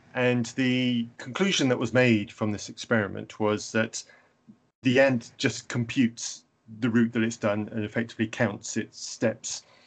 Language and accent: English; England, United Kingdom; I'm English